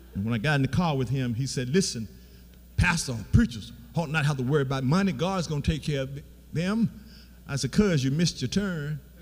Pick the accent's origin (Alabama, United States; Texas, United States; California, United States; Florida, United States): Alabama, United States; Beatrice; I'm from Beatrice, Alabama